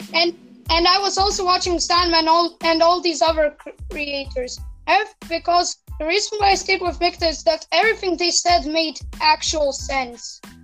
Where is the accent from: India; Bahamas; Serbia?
Serbia; English is a second language